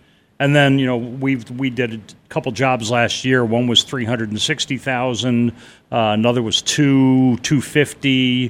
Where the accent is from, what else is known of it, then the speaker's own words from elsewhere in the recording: New England, United States; now in Carefree, United States; You know, it's funny that I grew up in New England.